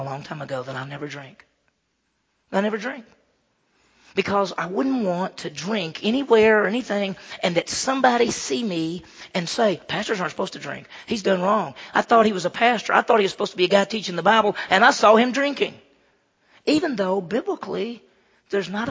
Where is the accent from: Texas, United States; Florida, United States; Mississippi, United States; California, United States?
Mississippi, United States; I grew up in Mississippi.